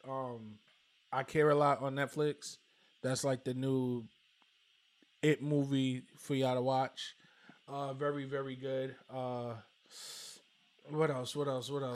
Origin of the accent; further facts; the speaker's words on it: New York City, New York, United States; growing up in Brooklyn